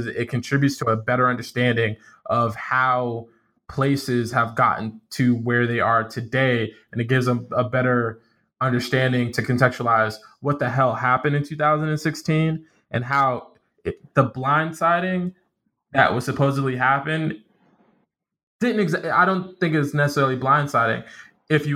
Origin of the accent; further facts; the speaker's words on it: Central Florida, United States; now in Delaware, United States; growing up in Florida